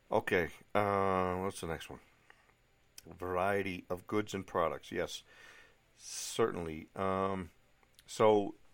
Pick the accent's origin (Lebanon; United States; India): United States; East Coast; you know, I grew up on the East Coast, just off, uh, ah, 45 minutes north of Boston, whatever.